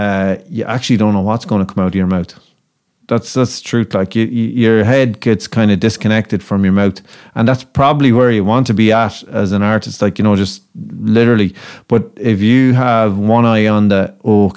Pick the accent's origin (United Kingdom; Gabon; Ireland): Ireland